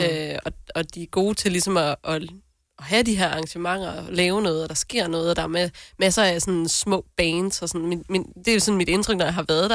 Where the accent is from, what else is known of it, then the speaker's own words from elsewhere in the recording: North Jutland, North Denmark Region, Denmark; jeg er jo selv nordjyde